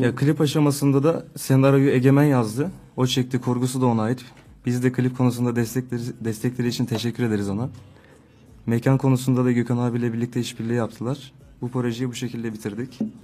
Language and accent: Turkish; Samsun, Turkey; Samsun'da doğdum, 2001 doğumluyum